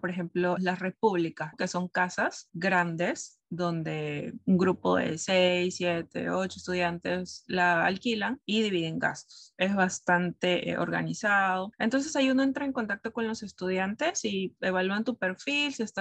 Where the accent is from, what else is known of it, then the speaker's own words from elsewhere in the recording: Peru; also born or lived in Brazil; now in Canada; Bueno, en el caso de Perú a Brasil fue mucho más, más fácil, digamos. Como mencioné, nosotros tenemos, podemos tener acceso a la visa Mercosur que te permite eh, trabajar, estudiar.